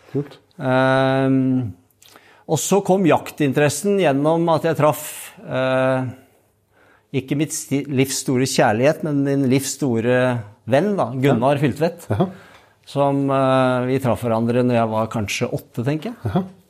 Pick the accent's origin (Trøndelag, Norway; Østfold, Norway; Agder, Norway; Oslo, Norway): Østfold, Norway; Hobøl; Jeg er født i Indre Østfold, i ei lita bygd som heter Hobøl.